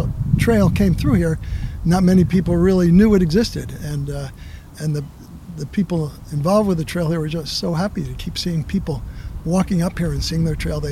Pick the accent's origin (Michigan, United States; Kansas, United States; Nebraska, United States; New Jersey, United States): New Jersey, United States; moved away; I grew up in New Jersey